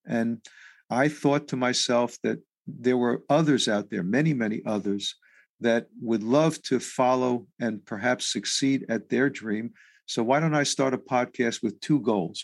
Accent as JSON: {"language": "English", "town": "New York City", "region": "New York", "country": "United States", "tie": "born or raised there", "said": "I was raised in New York City"}